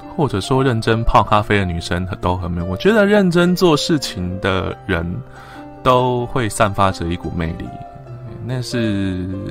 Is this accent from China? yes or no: no; Tainan, Taiwan; 虽然我是台湾人